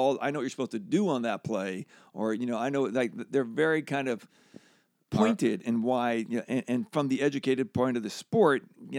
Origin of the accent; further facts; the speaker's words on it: Pennsylvania, United States; Outside of Philly.